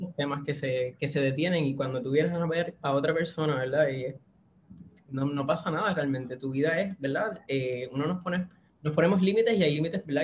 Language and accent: Spanish; Puerto Rico; Soy de la Isla del Encanto, acá de Puerto Rico